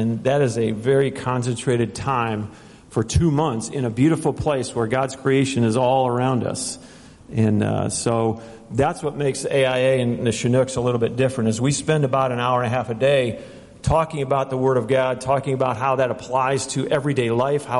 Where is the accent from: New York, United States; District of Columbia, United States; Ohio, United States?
Ohio, United States; moved away; also born or lived in Minnesota / New Orleans; I was born in Minnesota, grew up in Ohio